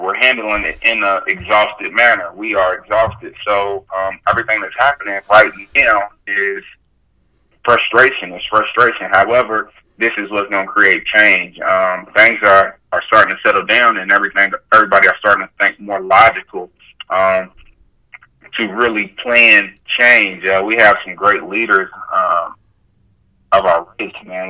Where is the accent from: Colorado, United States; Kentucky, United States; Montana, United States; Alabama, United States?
Kentucky, United States; Louisville; I'm from Louisville, Kentucky. I'm stationed out of Louisville